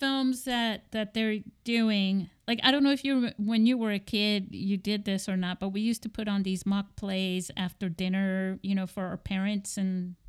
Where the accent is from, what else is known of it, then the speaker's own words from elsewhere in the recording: Spain; Because, you know, when I was growing up in Spain...